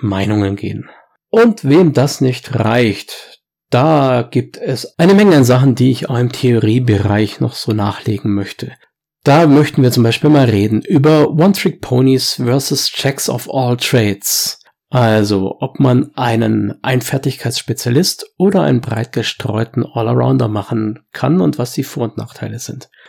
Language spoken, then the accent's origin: German; Swabia, Germany; bei uns im Schwabenland